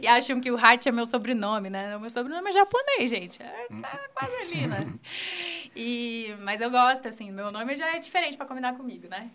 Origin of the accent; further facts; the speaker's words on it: Apucarana, Paraná, Brazil; sou daqui de Apucarana. É, estudei aqui no São José a vida inteira